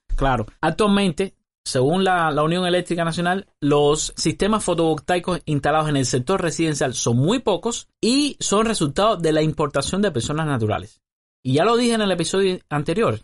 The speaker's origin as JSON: {"language": "Spanish", "country": "Cuba", "said": "Esa persona es parte del 30% de los cubanos que trabajamos"}